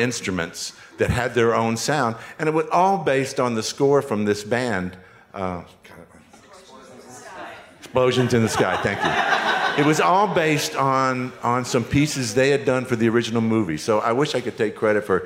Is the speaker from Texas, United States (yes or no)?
yes; Texas, United States; I was from Texas